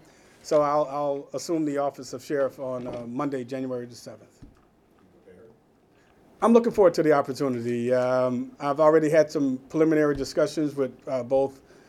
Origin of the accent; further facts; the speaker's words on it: Milwaukee, Wisconsin, United States; as a young boy growing up in the Hillside Housing Project, and as a product of the Milwaukee Public School System